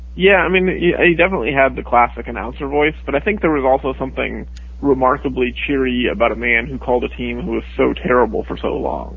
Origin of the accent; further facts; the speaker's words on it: Seattle, Washington, United States; growing up in Seattle